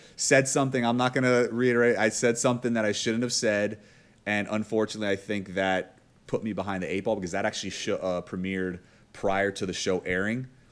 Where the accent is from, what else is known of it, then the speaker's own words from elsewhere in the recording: Miami, Florida, United States; I'm from Miami